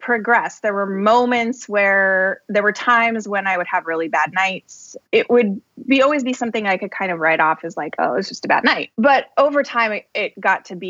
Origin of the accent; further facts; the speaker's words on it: Colorado, United States; moved away as an adult; also born or lived in Boston; now in north of Boston, United States; I was born in Colorado in a little town south of Denver and grew up there. I lived there my whole life until I went to college in Colorado too